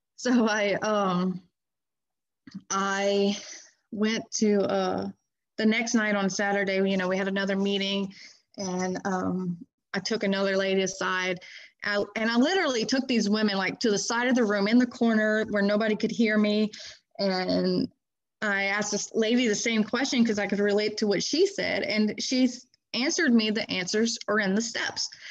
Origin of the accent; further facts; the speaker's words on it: Baton Rouge, Louisiana, United States; I am from Baton Rouge, Louisiana, uh, kind of on the outskirts of Baton Rouge